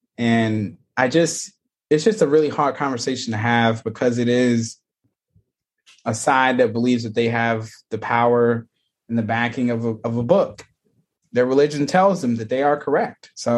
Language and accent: English; Gulfport, Mississippi, United States; And that is my hometown too, in Gulfport.